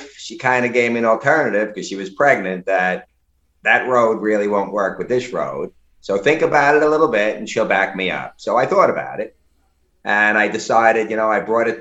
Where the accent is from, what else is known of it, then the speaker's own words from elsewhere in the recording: New York City, New York, United States; I was growing up in Brooklyn